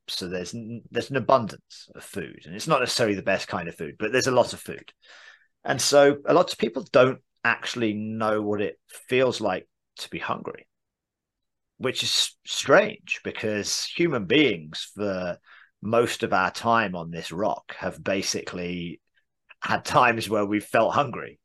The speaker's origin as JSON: {"language": "English", "region": "England", "country": "United Kingdom", "accent": "English", "moved": "yes", "lives_now": "United States", "said": "\"Where are you from?\" I would say England"}